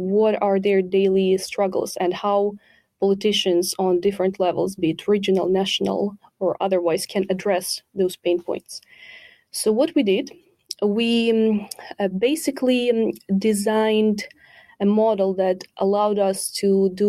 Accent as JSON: {"language": "English", "country": "Ukraine", "moved": "yes", "said": "I'm originally from Ukraine"}